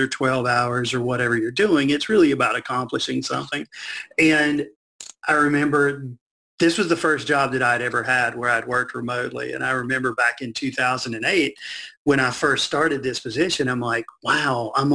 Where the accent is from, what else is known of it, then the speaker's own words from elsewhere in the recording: Burlington, North Carolina, United States; I grew up right outside of Burlington, kind of in between Greensboro and Raleigh